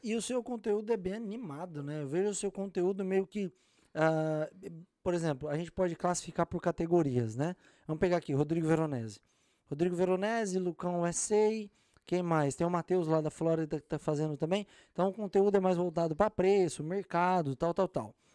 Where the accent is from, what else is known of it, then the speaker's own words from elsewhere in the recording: Cajamar, São Paulo, Brazil; also born or lived in Jundiaí; now in United States; Nasci em Jundiaí, criado em Cajamar, do lado ali